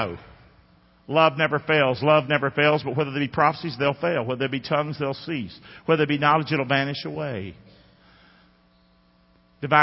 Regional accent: United States; I am an American

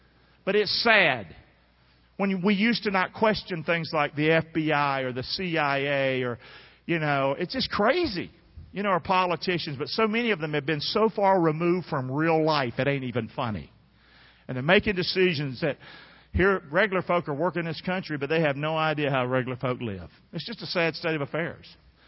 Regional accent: Rockingham, North Carolina, United States; moved away; I'm from North Carolina. I grew up 40 miles from Fort Bragg. I still have a home over that way.

